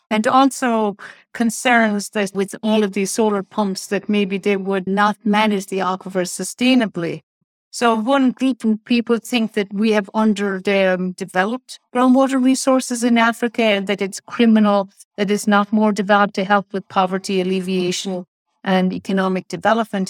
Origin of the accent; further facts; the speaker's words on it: Ireland; I'm from Ireland